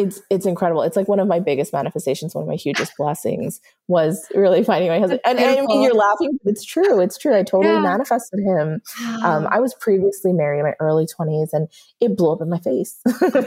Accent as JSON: {"language": "English", "region": "New York", "country": "United States", "moved": "yes", "said": "we're both also from New York and we met in Florida"}